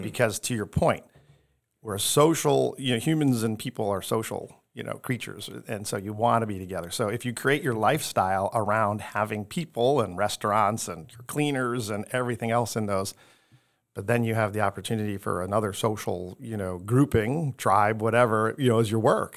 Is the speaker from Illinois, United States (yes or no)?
yes; Chicago, Illinois, United States; moved away as an adult; now in Tampa, United States; I am from the southwest side of Chicago. So, South Side Pride, all the way, you know, um, grew up in a blue collar family